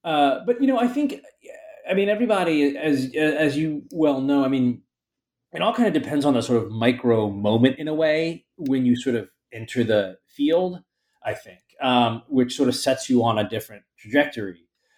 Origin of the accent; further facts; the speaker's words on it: Baltimore, Maryland, United States; moved away as an adult; also born or lived in Philadelphia / Bay Area, California; now in New York, United States; I grew up in Baltimore, Maryland, which is, I don't know, maybe 300 or so miles south of here. And, you know, lived in Philadelphia for college, in sort of California